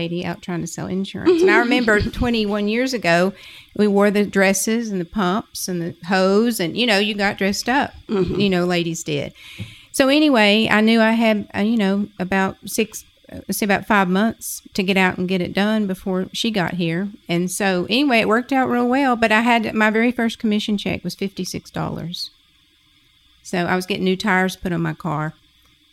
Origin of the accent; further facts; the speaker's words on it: Pine Bluff, Arkansas, United States; my hometown. Which is where? Pine Bluff. Arkansas.